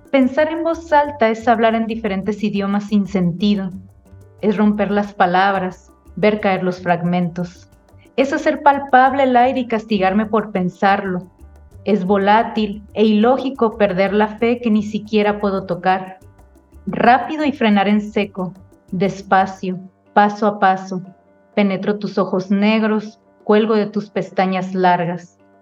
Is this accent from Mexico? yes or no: yes; Tijuana, Baja California, Mexico; nací aquí en la ciudad de Tijuana